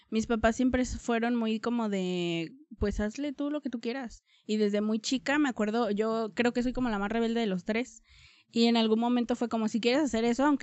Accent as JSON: {"language": "Spanish", "town": "Tonalá", "region": "Jalisco", "country": "Mexico", "tie": "born or raised there", "said": "Soy de aquí de Tonalá. Siempre, siempre he vivido aquí en Tonalá. Em, viví en dos colonias, eh, pero siempre pues de Tonalá. Vivo en El Zapote."}